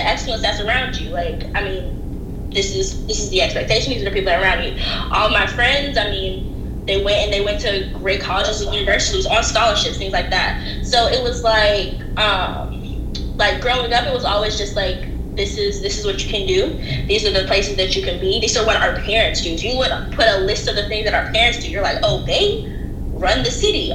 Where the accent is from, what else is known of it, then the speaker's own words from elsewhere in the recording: Atlanta, Georgia, United States; moved away as an adult; now in Eugene, United States; I grew up in Atlanta